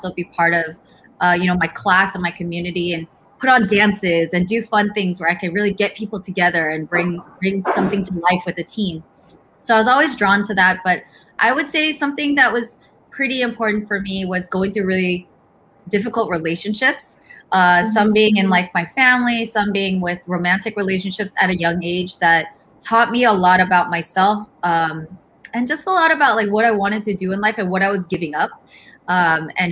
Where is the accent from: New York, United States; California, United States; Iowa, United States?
California, United States; Cupertino; I was born and raised in the Bay Area. So really amazing, diverse, very character-filled place that I love and love calling home. I grew up, in Cupertino